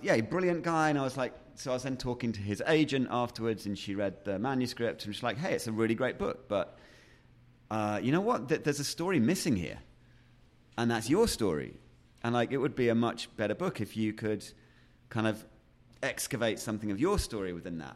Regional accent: Yorkshire and the Humber, United Kingdom; also born or lived in Sheffield; I was born in Sheffield, which is a industrial town, or was at the time, up in the middle of England. Um, and then we moved fairly quickly, um, out to a little mining village, um, out in Yorkshire

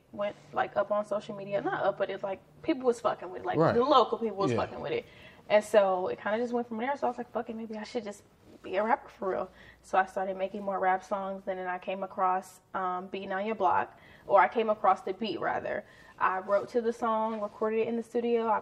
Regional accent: Houston, Texas, United States; I'm from Houston, Texas. Specifically, I'm from Ridgemont

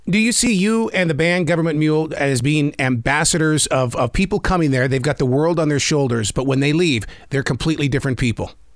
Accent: Montana, United States; come from the state of Montana

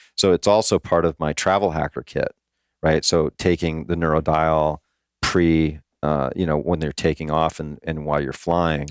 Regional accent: Hawaii, United States; now in Florida, United States; I grew up in Hawaii

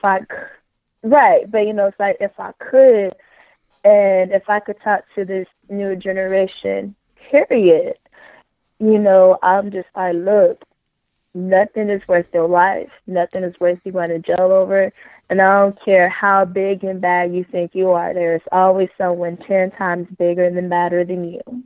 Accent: Oakland, California, United States; also born or lived in Los Angeles, California; now in Arizona, United States; I'm from Oakland in L

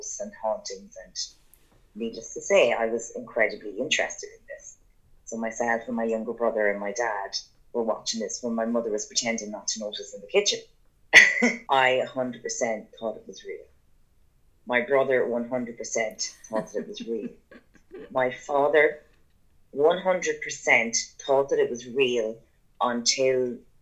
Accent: Ireland; growing up in Beha, which is in Bannonslow, the small little kind of village that we lived

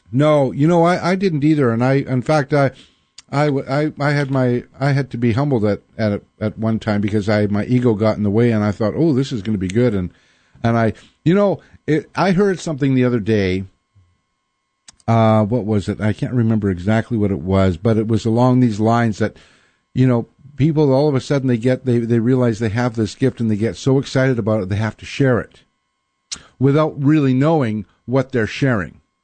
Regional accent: Winnipeg, Manitoba, Canada; now in Seattle, United States; I grew up in Winnipeg

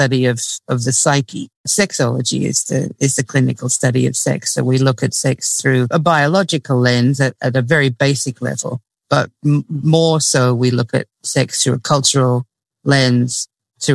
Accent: Australia; now in United States; I grew up in Australia, so I didn't have the extreme religious stuff that goes on in the US

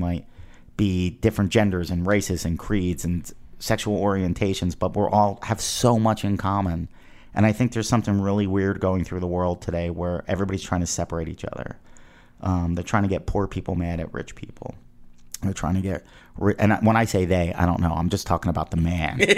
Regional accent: East Coast, United States; Spring is spring, no matter like when I I grew up on the East Coast

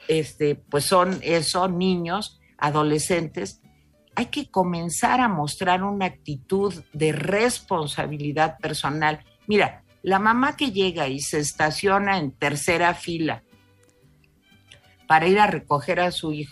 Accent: Mexico; sí viva México pero viva México ese sentimiento de somos mexicanos tiene que ser también un impulso tiene que ser viva México y voy a trabajar por México

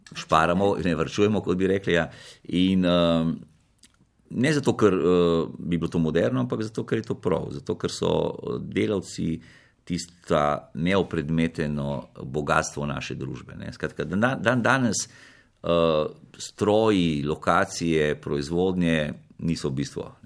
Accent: Slovenia; Slovenci smo

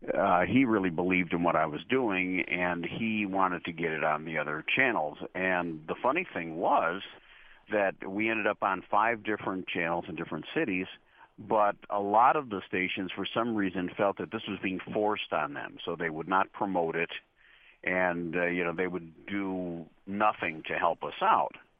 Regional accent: Chicago, Illinois, United States; also born or lived in Morton Grove / Niles; I've pretty much spent my whole life here in Chicago, my whole life, and even my whole career uh, I, I was born in Chicago, and about four years after that, we moved to some suburbs of Chicago

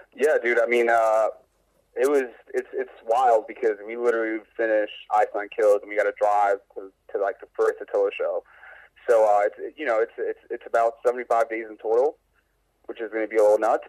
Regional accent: New York, United States; I'm from New York

